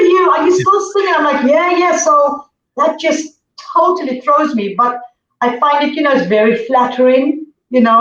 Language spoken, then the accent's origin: English; Zimbabwe; moved away; also born or lived in Zambia; I was born in Zambia and I grew up in Zimbabwe